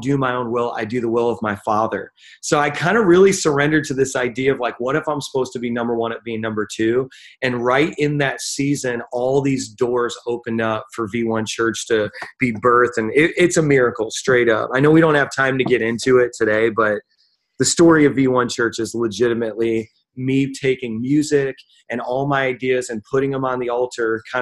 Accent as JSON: {"language": "English", "region": "Northwest Indiana", "country": "United States", "also_born_or_lived": "Queens, New York", "moved": "as an adult", "lives_now": "New York City, United States", "said": "I'm originally from Indiana, and I moved from Northwest Indiana"}